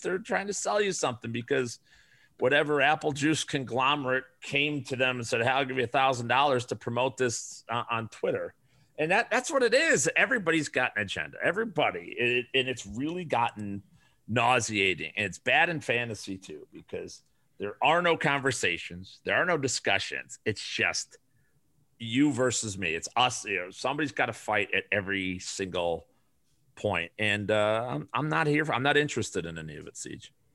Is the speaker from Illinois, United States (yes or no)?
yes; Chicago, Illinois, United States; moved away as an adult; now in Arizona, United States; I grew up on the south side of Chicago.